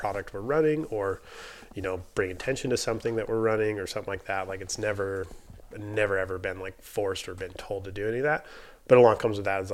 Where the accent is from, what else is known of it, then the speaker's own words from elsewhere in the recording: South Dakota, United States; I grew up in the Midwest in South Dakota, primarily just on a ranch and ranching family